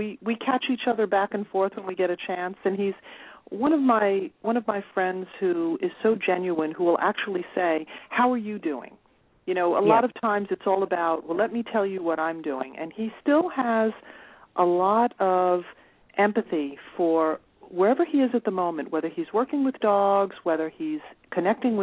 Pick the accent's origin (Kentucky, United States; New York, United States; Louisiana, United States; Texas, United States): New York, United States; moved away as an adult; now in Pennsylvania, United States; I actually reside in Pennsylvania in the United States. I'm originally born and raised in New York